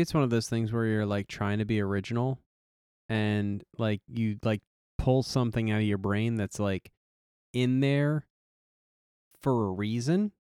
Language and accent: English; United States; I'm an American